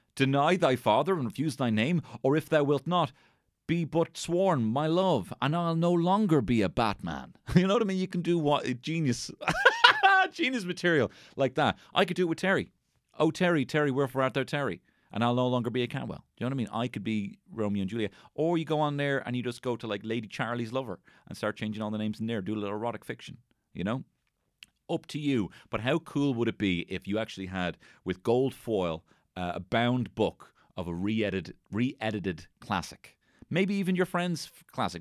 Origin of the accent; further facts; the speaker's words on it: Ireland; we are Irish